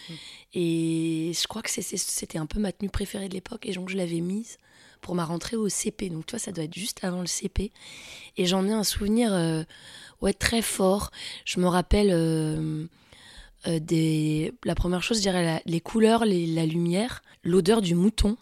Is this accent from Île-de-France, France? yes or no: yes; near Melun, Fontainebleau, Île-de-France, France; J'ai grandi euh, vers Melun, Fontainebleau, dans la forêt